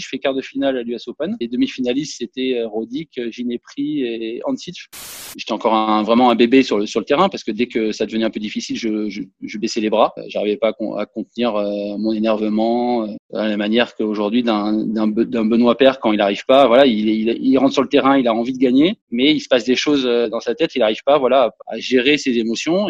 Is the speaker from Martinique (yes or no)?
no; Monaco; chez moi à Monaco